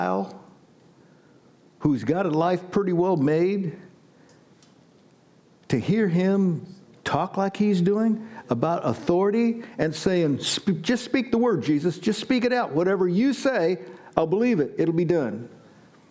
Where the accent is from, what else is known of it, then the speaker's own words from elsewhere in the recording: Butler, United States; I was born and raised in Butler. That's east of us